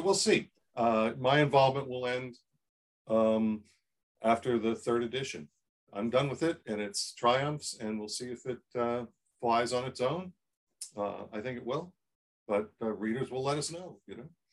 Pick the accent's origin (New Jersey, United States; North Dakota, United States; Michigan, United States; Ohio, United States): Ohio, United States; Columbus; I grew up in Columbus, Ohio, where the shadow of Woody Hayes, you know, dripped over everything